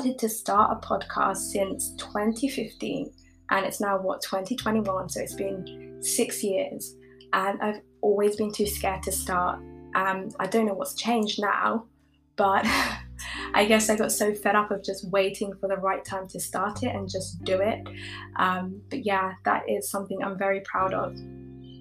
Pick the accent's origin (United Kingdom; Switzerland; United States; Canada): United Kingdom; also born or lived in East Africa; I currently like live in the UK. I've grown up here